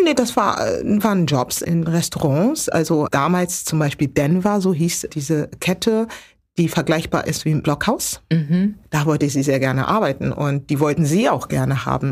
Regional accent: Hamburg, Germany; geboren und aufgewachsen in Hamburg, genauer gesagt in Hamburg Altona geboren aber groß geworden in Hamburg-Billstedt

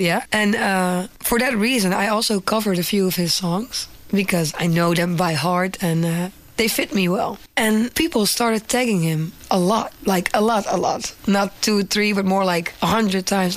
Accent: Netherlands; English is a second language; I am from the Netherlands and I'm a singer

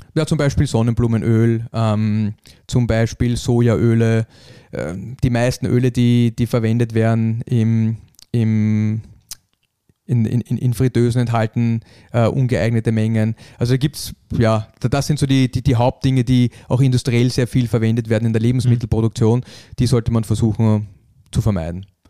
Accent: Austria; bei uns in Österreich

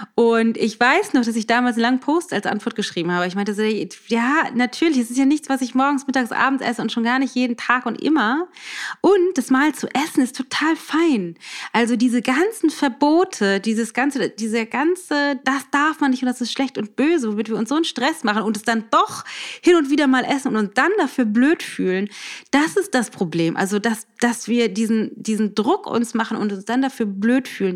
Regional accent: Germany; bei uns in Deutschland

